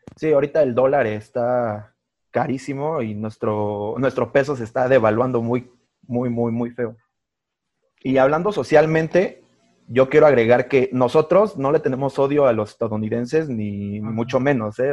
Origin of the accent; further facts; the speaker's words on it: Mexico; nuestro país